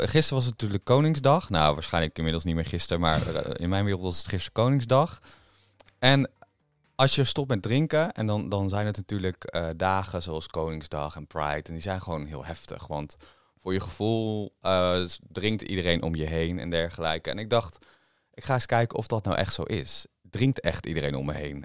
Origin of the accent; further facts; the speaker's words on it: Veluwe, Gelderland, Netherlands; ik ben natuurlijk opgegroeid op de Veluwe